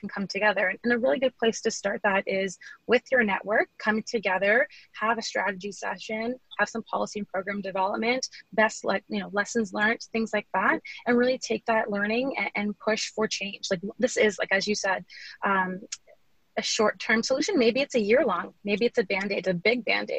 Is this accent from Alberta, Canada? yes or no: no; Windsor, Ontario, Canada; I'm originally from Windsor, but I actually work in the GTA, Halton and Hamilton.